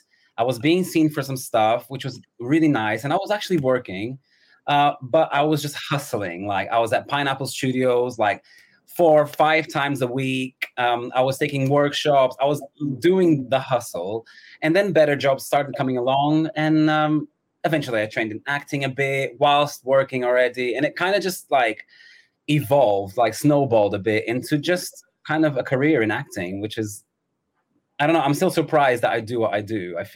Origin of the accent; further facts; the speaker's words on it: São Paulo, Brazil; now in London, United Kingdom; São Paulo in Brazil.